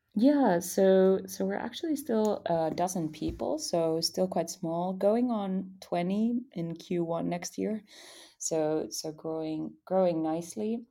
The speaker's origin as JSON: {"language": "English", "country": "Finland", "said": "I came from Finland"}